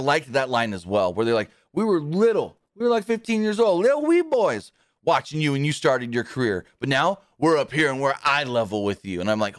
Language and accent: English; Knoxville, Tennessee, United States; born there; I was born right here in Knoxville, Tennessee.